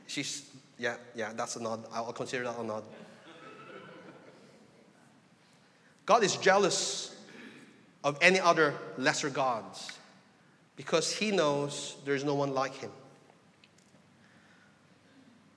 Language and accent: English; Philippines; I come from the Philippines, you know, a very religious people